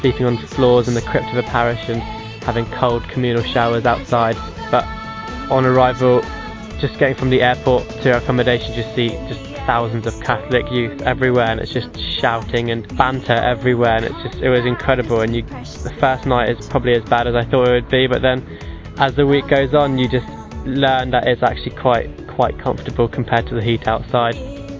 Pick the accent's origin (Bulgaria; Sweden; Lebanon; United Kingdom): United Kingdom; Winchester, South East England; I'm from Winchester and I'm 17 years old.